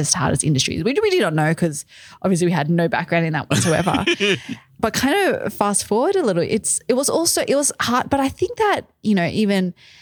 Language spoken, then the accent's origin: English; Australia; accent: Australian; moved away as an adult; also born or lived in Malaysia; now in New York City, United States; when I was a baby, my parents moved to Australia. So I grew up, I have a very strong Australian accent, I'm told.